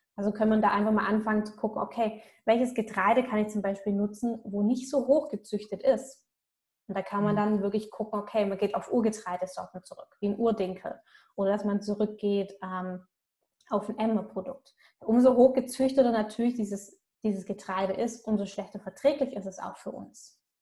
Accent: Swabia, Germany; Bei uns im Schwabenland

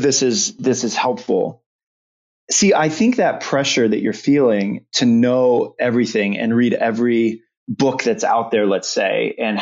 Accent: Omaha, Nebraska, United States; I grew up in Omaha, Nebraska

